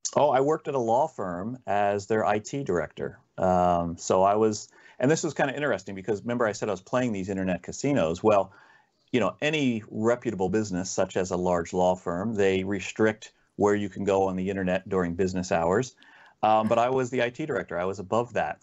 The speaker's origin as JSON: {"language": "English", "region": "New Jersey", "country": "United States", "tie": "born or raised there", "said": "I'm born and raised in South Jersey. And, uh, so I've kinda grown up around the Philadelphia area"}